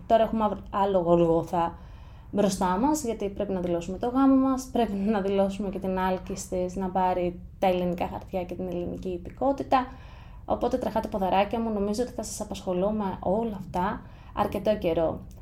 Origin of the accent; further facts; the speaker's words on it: Greece; moved away as an adult; also born or lived in United States; θα είμαι τρεις εβδομάδες στην Ελλάδα και τέσσερις μέρες στο χωριό μου